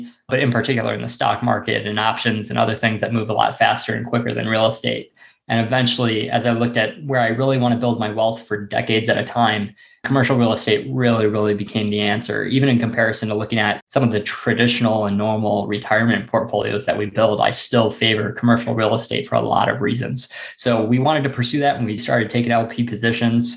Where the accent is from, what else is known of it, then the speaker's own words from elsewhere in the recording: Janesville, Wisconsin, United States; I'm from Janesville, Wisconsin. It's a town of about 63,000 people